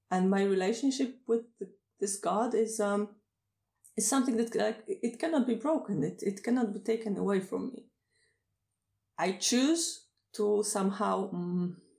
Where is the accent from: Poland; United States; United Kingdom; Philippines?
Poland; first language Polish; English is a second language; Poland is my home country. It's It's not a very good place to live, but it's mine. I've been born here. I've been raised here.